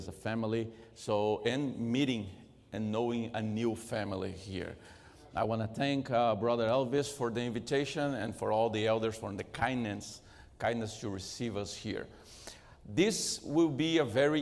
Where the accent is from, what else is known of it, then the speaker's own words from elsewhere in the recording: Brazil; English is a second language; moved away; Since I was raised in Brazil, I'm not Brazilian by birth, but I was raised in Brazil